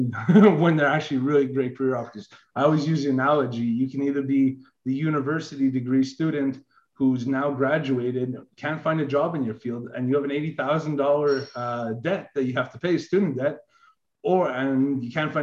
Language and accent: English; Canada; I am Canadian